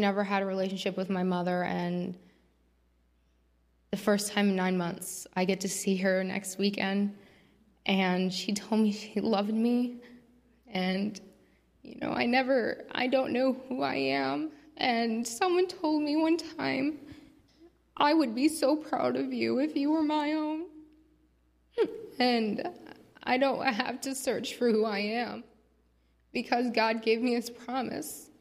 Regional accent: Fulton, Illinois, United States; moved away as an adult; I'm from Fulton, Illinois, and I've been here for about 9 months. I grew up in a Christian family

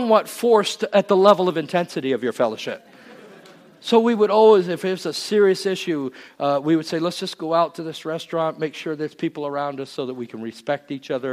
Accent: England, United Kingdom; moved away; I was born in England

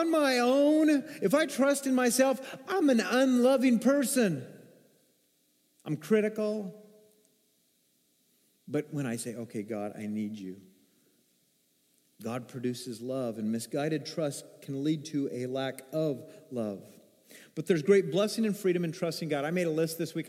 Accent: Arkansas, United States; I'm from Arkansas. That's some of my roots

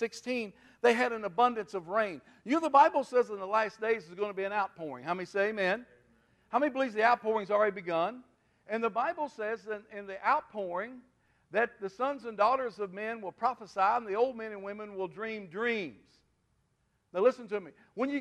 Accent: Kentucky River, United States; I was raised on the Kentucky River. We farmed on the Kentucky River all my life, all my dad's life

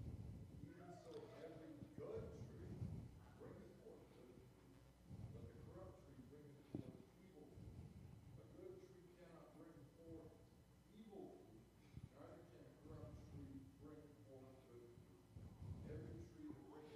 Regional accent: St. James, Missouri, United States; I grew up in St. James, Missouri, right here. 3,500 people, small town USA

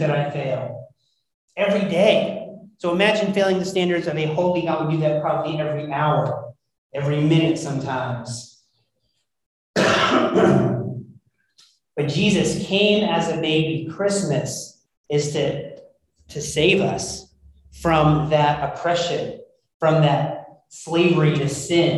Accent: United States; being an American

